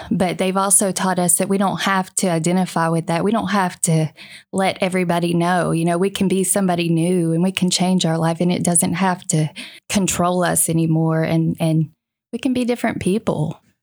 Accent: Virginia, United States; moved away as an adult; now in Arkansas, United States; I'm from Virginia

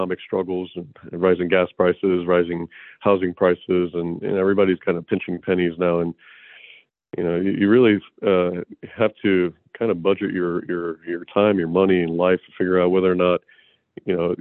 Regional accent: Florida, United States; moved away as an adult; also born or lived in Houston, Texas / Madison, Wisconsin; now in Austin, United States; I'm originally from Florida. I was raised in Florida

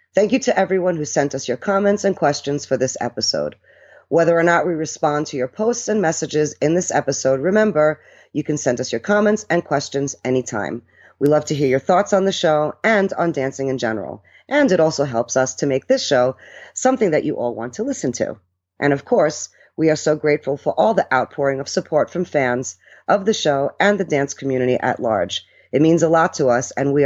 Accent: Denver, Colorado, United States; first language Italian; English is a second language; my hometown of Denver, Colorado

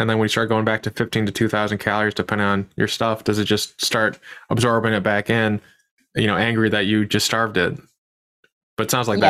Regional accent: United States; I'm an American.

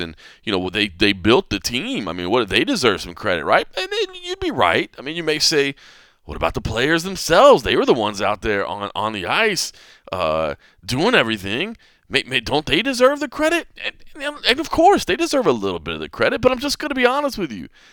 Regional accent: Dallas, Texas, United States; now in Las Vegas, United States; I still like the Dallas Cowboys from growing up in Dallas

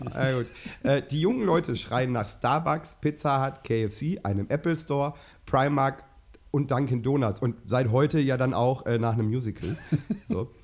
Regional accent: Minden, North Rhine-Westphalia, Germany; Ich habe meine Kindheit in Letheln verbracht

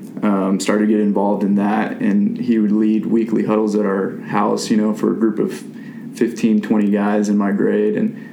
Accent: Gig Harbor, Washington, United States; moved away as an adult; also born or lived in San Francisco area, California / Sun Valley, Idaho; now in Texas, United States; my family packed up and moved to Gig Harbor, Washington, a little town south of Seattle, about 40 miles. So lived there from fourth grade on through high school.

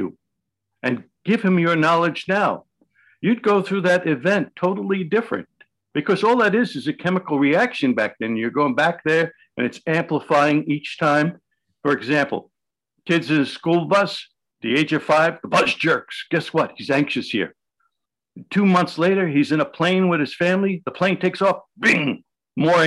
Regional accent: New York City, New York, United States; I grew up in the South Village in New York City

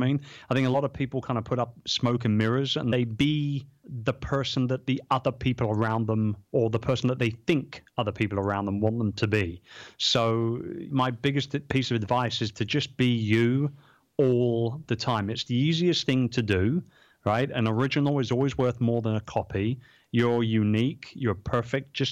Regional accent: London, United Kingdom; I'm from London.

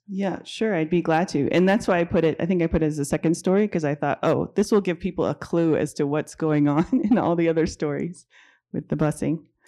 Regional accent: Denver, Colorado, United States; I grew up in Denver during the era of court-ordered busing for racial integration

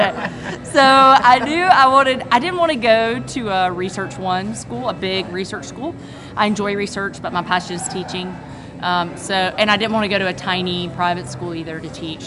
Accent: Athens, Georgia, United States; moved away as an adult; also born or lived in Knoxville, Tennessee; now in Rock Hill, United States; I'm from Athens, Georgia

